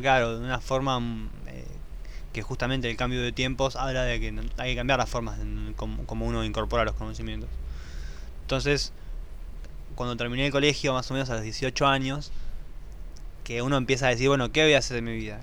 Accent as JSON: {"language": "Spanish", "region": "Buenos Aires", "country": "Argentina", "tie": "born or raised there", "said": "yo por lo menos soy nacido en Buenos Aires sí. y siempre fui un bicho de ciudad."}